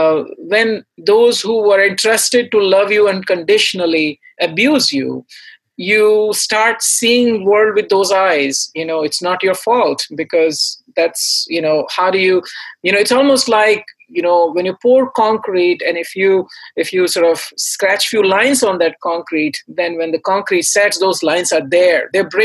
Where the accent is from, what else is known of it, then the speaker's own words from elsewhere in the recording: India; I came from India, so I listened to classical, Indian music and all the contemporary singers there.